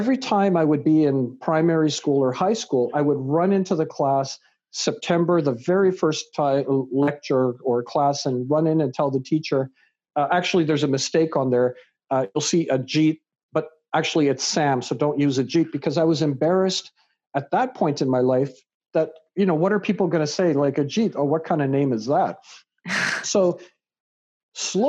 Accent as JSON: {"language": "English", "country": "Canada", "tie": "born or raised there", "also_born_or_lived": "England", "said": "raised in Canada"}